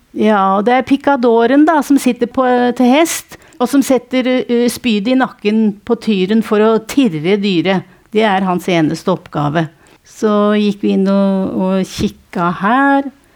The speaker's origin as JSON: {"language": "Norwegian", "town": "Nittedal", "region": "Akershus", "country": "Norway", "said": "Jeg er fra Nittedal"}